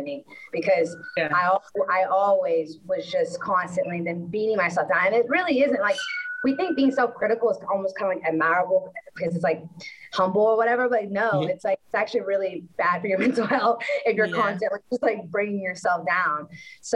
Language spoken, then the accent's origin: English; Orange, Texas, United States; I grew up, I'm from Orange, Texas, which is, like, the border of Louisiana